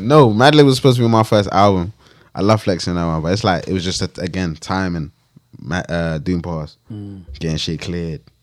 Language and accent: English; London, United Kingdom; I grew up in I grew up in West, like Grove's down the road